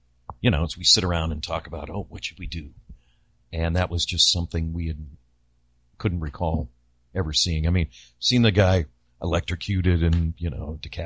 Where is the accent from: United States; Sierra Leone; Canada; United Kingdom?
United States; Virginia; I'm from Virginia.